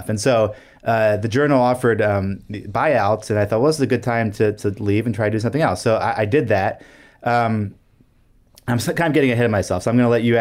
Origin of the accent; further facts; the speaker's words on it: Brussels, Brussels-Capital Region, Belgium; Yeah, so I grew up in Brussels.